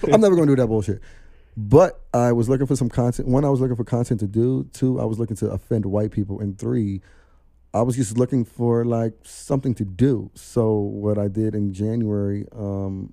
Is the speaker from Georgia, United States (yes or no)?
no; New York City, New York, United States; moved away as an adult; also born or lived in North Carolina; born and raised in Brooklyn, New York.